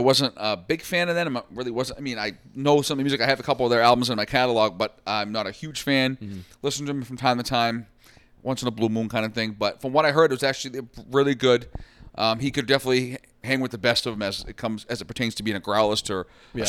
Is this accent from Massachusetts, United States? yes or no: yes; Boston, Massachusetts, United States; we're from the Boston area, Boston, Massachusetts